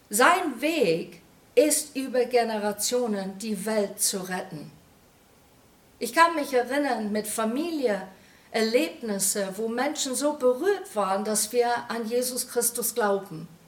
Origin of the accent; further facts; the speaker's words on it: England, United Kingdom; German is a second language; now in Germany; das versetzt mich sofort in meine Kindheit zurück in England, wie die da stand, wie eine rote Box